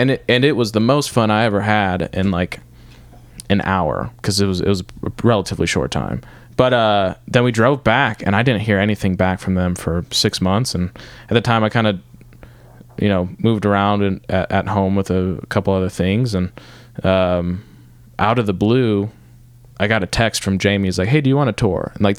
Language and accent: English; Rochester, Michigan, United States; now in Nashville, United States; To the people who don't know, I live in Detroit.